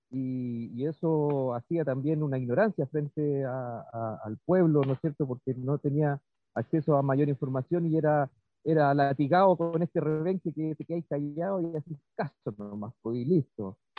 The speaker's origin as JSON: {"language": "Spanish", "country": "Chile", "said": "como rockero chileno, casi todos los rockeros chilenos tenemos la influencia"}